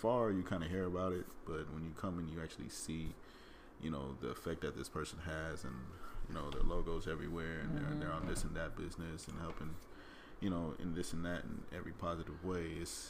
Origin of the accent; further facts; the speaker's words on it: Florida, United States; now in Los Angeles, United States; I mean, and I come from South Florida, and I've been here going on 2 years in August.